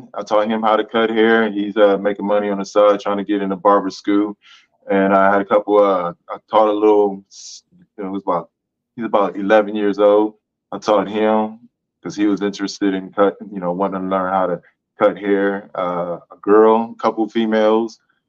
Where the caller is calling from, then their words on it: Columbus, Ohio, United States; I'm coming from Columbus, Ohio. I'm a professional master barber